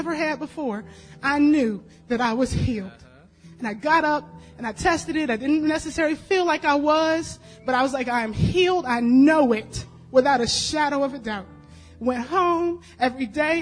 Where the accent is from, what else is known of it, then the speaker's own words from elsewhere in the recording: Staunton, Virginia, United States; moved away; Came went to Stanton. That's my hometown